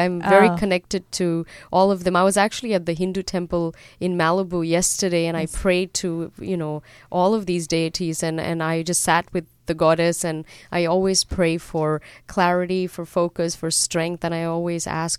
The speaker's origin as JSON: {"language": "English", "region": "Dubai", "country": "United Arab Emirates", "tie": "born there", "also_born_or_lived": "Europe / Australia", "moved": "yes", "said": "I was born in Dubai, and then my family moved to Europe before they moved to Australia."}